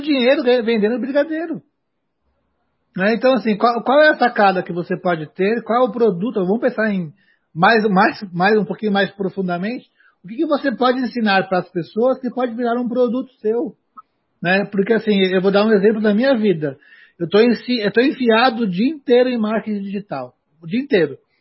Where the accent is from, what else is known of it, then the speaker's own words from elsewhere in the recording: Brazil; o país que eu moro. Né? Então, aonde eu nasci